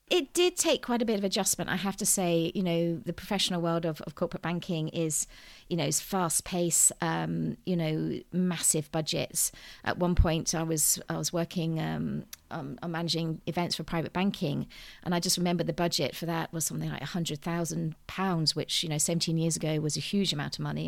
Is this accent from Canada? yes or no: no; United Kingdom; I'm very British in my upbringing, um, was brought up in the countryside